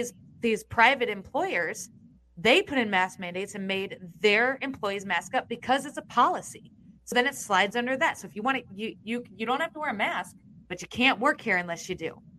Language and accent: English; Iowa, United States; I'm from Iowa.